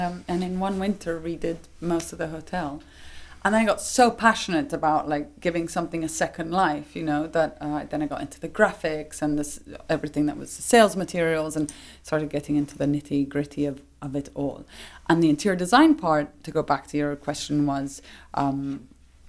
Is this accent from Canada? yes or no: no; Rome, Lazio, Italy; I grew up in Rome